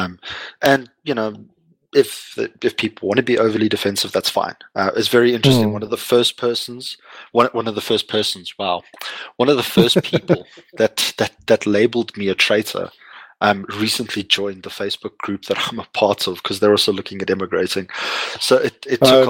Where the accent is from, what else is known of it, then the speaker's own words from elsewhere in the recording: Lowveld, South Africa; moved away; I grew up in the Lowveld